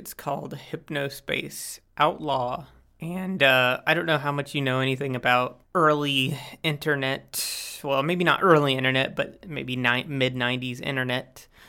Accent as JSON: {"language": "English", "region": "Central Florida", "country": "United States", "moved": "yes", "lives_now": "Germany", "said": "Well, I'm a game developer, now from Germany, but I'm originally from Florida, Central Florida"}